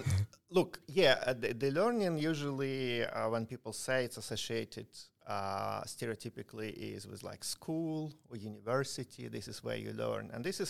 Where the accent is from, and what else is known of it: Ukraine; moved away